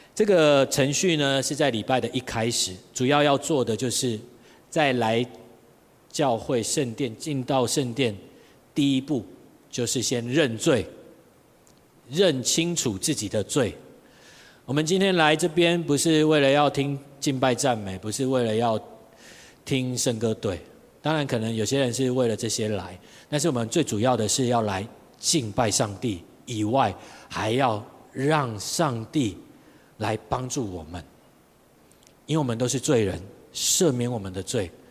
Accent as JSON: {"language": "Chinese", "region": "Tainan", "country": "Taiwan", "said": "我在台南，我是台南人，所以在台南那边当混混"}